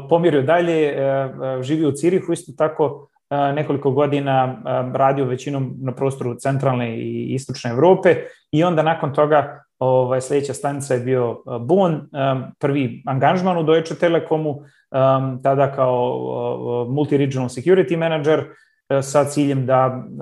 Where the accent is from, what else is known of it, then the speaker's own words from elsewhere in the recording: Banja Luka, Republika Srpska, Bosnia & Herzegovina; moved away as an adult; also born or lived in Graz, Austria / Zurich, Switzerland / Johannesburg, South Africa / San Francisco, United States; now in Hamburg, Germany; uh, uh živim u Njemačkoj, u Hamburgu, uh, a porijeklom sam iz Banja Luke. Znači, rodio sam se u Banja Luci, uh, sa 20, 21 godinom sam otišao za Austriju sa namjerom da se vratim.